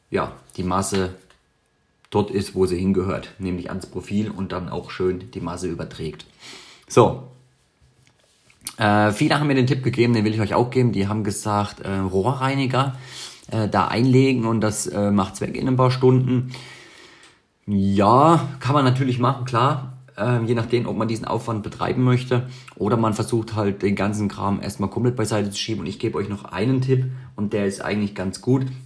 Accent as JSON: {"language": "German", "country": "Switzerland", "said": "auch für mich selbst als Schweizer, der jeden Tag schweißt"}